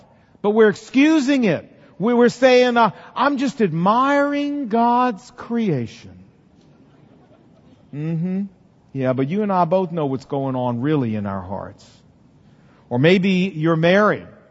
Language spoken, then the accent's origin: English; Portsmouth, Virginia, United States; when I was growing up in Portsmouth, Virginia